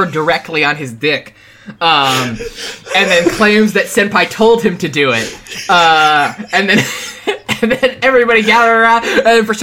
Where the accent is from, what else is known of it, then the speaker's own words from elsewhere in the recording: East Coast, United States; I'm from the East Coast